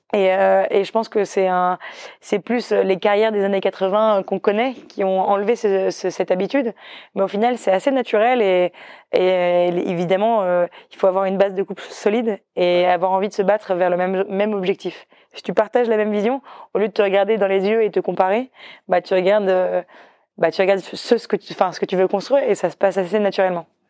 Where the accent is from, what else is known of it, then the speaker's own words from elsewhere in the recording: northern Brittany, France; moved away; je venais aussi de Bretagne Nord où on était sur une île